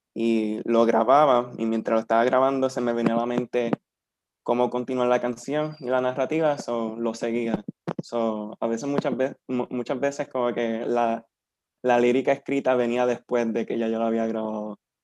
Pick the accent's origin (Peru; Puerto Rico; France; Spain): Puerto Rico; Peñuelas; un nene de 23 años, de un pueblito llamado Peñuela